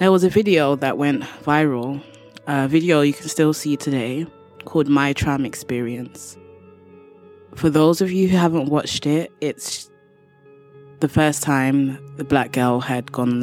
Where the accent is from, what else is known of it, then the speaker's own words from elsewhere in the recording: London, United Kingdom; from London, England.